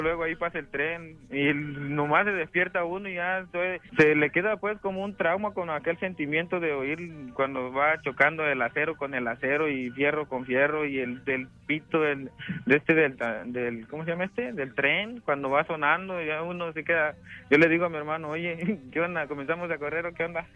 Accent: El Salvador; moved away; Yo soy salvadoreño

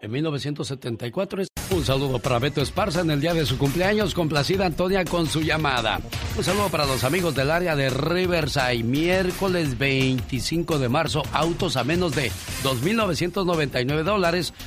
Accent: Mexico City, Mexico; also born or lived in Guerrero; yo nunca he hablado como los de Guerrero porque yo me crié en la Ciudad de México

